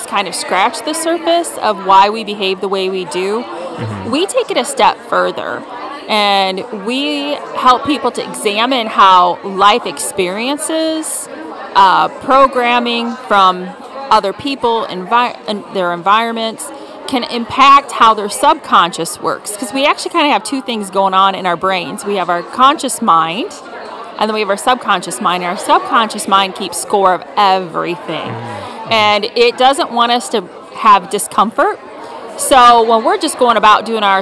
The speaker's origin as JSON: {"language": "English", "town": "Potosi", "region": "Wisconsin", "country": "United States", "tie": "born or raised there", "said": "I grew up across the river in Wisconsin in Potosi."}